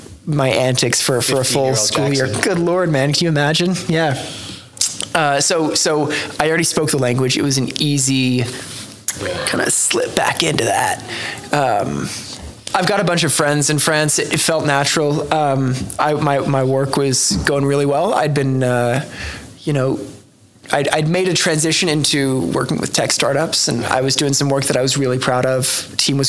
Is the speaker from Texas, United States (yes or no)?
no; Los Angeles, California, United States; also born or lived in Oklahoma City / Paris; now in Oklahoma, United States; I grew up in Los Angeles